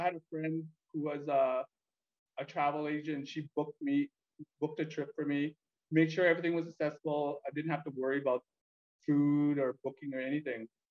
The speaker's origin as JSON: {"language": "English", "town": "Calgary", "region": "Alberta", "country": "Canada", "tie": "born or raised there", "also_born_or_lived": "Vietnam / Edmonton, Canada"}